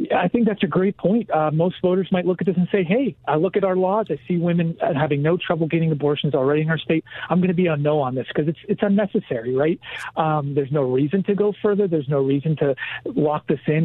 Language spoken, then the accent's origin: English; Pennsylvania, United States; moved away as an adult; now in Washington, D.C., United States; I grew up in small rural part of Pennsylvania in America